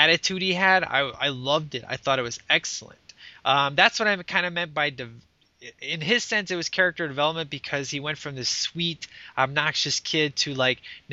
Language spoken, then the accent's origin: English; Chicago, Illinois, United States; my hometown